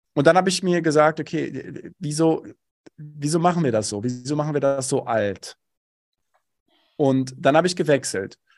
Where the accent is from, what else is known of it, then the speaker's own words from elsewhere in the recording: Bochum, North Rhine-Westphalia, Germany; Ich komme aus dem Ruhrgebiet, bin Bochumer durch und durch